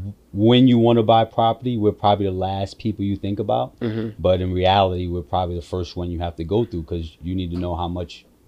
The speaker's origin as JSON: {"language": "English", "town": "New York City", "region": "New York", "country": "United States", "tie": "born or raised there", "also_born_or_lived": "California", "said": "I am from Rockaway Beach, Far Rockaway"}